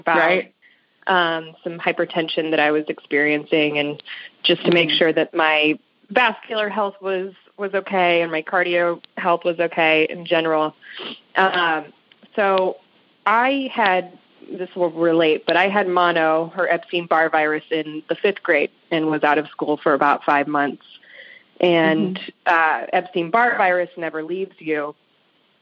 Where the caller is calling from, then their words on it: St. Louis, Missouri, United States; I'm calling from St. Louis, Missouri